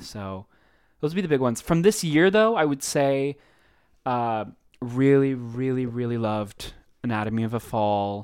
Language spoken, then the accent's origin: English; United States; we're American